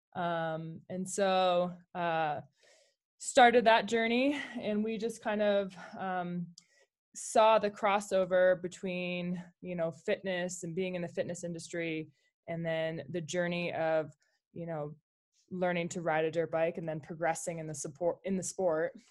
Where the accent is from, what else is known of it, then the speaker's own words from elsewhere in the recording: Colorado, United States; moved away as an adult; also born or lived in Jackson, Wyoming; I grew up in Colorado, um, and, uh, moved to Jackson, Wyoming